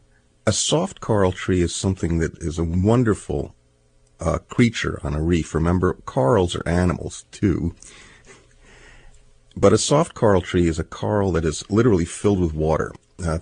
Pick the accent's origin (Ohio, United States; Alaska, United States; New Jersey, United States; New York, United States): New Jersey, United States; I grew up in New Jersey, which has usually brown water lapping at its shores, and occasionally in September when the west wind blows, it turns green.